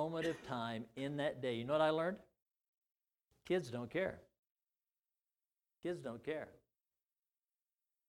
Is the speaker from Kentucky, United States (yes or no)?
no; Missouri, United States; in my small county seat town I grew up to in Missouri